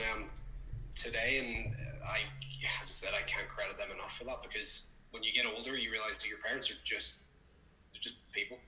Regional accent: Belfast, Northern Ireland, United Kingdom; also born or lived in England; I'm from Belfast, Northern Ireland. I've been here my entire life.

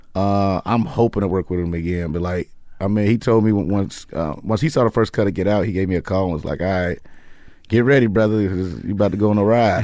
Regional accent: Chicago, Illinois, United States; moved away as an adult; also born or lived in New York; now in Los Angeles, United States; I'm from Chicago, but I lived in New York for two years, and then I came here

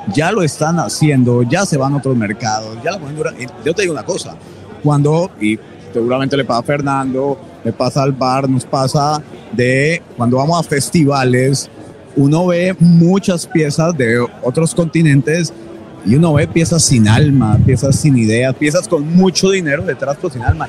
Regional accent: Colombia; los colombianos

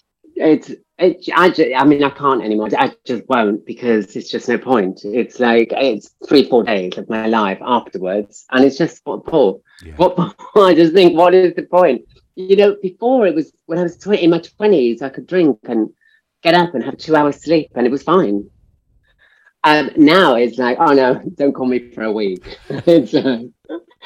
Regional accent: Swansea, Wales, United Kingdom; also born or lived in Chile / London; now in Barcelona, Spain; born in Chile, but we moved to London and then Wales. And so I grew up in Wales.

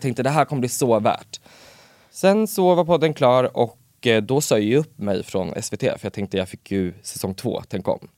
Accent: Örebro, Örebro County, Sweden; jag är ju från Örebro

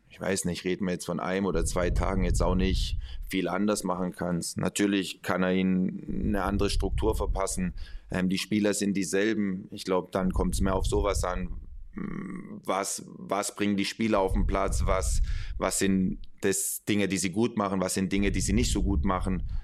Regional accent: Spain; Ja, ja, und trotzdem, hey, ich bin, ich bin Spanier. Ähm, das bedeutet emotional.

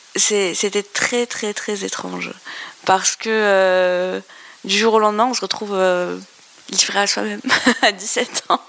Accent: Algeria; moved away; je viens d'Algérie

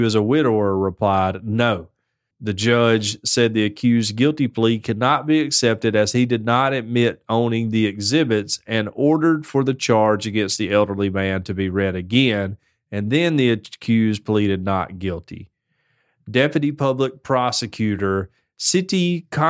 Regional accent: United States; I'm American

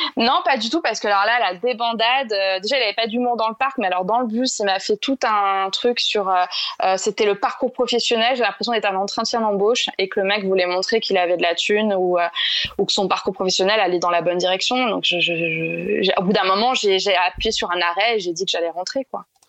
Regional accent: Paris, Île-de-France, France; je suis parisienne

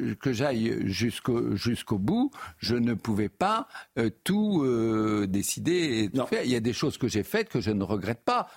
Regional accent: Normandy, France; moved away; d'où je viens, dans, une partie de la Normandie

